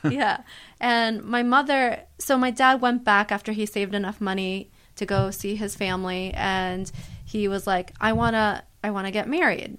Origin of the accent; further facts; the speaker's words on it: United States; also born or lived in Manhattan, New York City; I grew up in the tri-state area, thirty minutes out of the city